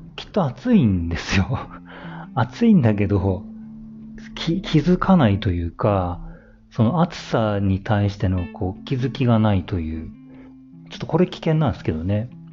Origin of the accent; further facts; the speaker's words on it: Niigata, Japan; moved away; 新潟出身なんですけど、新潟に帰ると